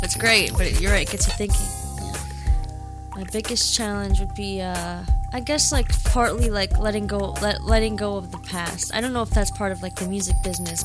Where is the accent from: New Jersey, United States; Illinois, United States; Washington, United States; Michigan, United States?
Michigan, United States; Detroit; also born or lived in Boston; I was born in Boston. Okay. Moved to Michigan, grew up in Detroit